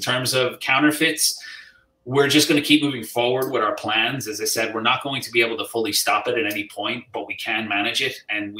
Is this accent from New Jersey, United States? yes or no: yes; New Jersey, United States; I was born in New Jersey myself. So okay. Yeah, my mother's Irish. My dad was born in New York.